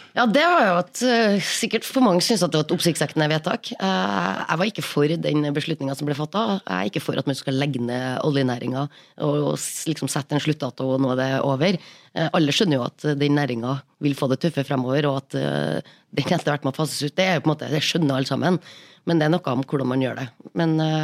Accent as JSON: {"language": "Norwegian", "region": "Trøndelag", "country": "Norway", "said": "Trøndelag, der jeg kommer fra"}